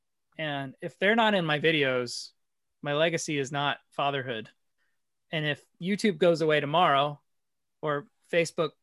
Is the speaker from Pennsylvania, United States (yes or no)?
yes; Bethlehem, Pennsylvania, United States; moved away as an adult; now in Arkansas, United States; I'm originally from Pennsylvania.